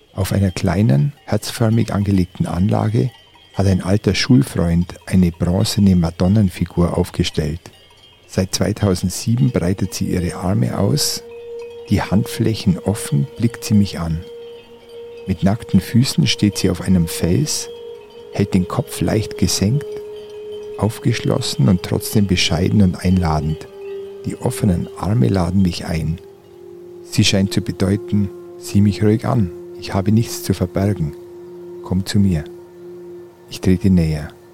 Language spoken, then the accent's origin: German; Allgäu, Bavaria, Germany; moved away; Ich bin jetzt in meiner Heimat angekommen